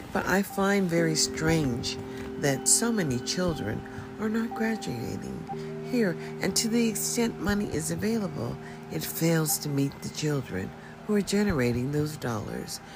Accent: United States; as a citizen in America, and as an American citizen at the age of 65

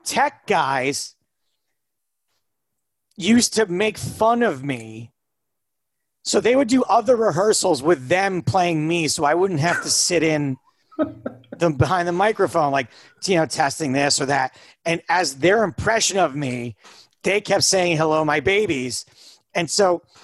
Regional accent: United States; I grew up about 4 hours from Canada

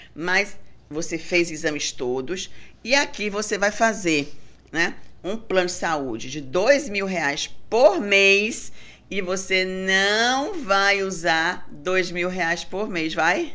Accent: Bahia, Brazil; sou é. baiana

